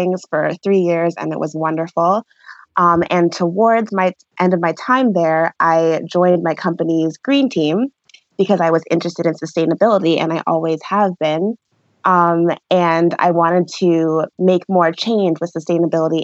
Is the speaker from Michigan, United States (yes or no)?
yes; suburbs of Detroit, Michigan, United States; moved away as an adult; also born or lived in Milwaukee, Wisconsin; now in Seattle, United States; I currently live in Seattle, Washington, but I am originally from Michigan, from the suburbs of Detroit. And that's where I grew up